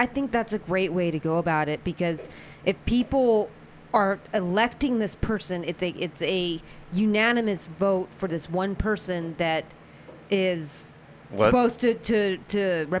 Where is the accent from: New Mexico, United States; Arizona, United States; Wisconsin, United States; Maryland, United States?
Arizona, United States; Tucson; We're from Tucson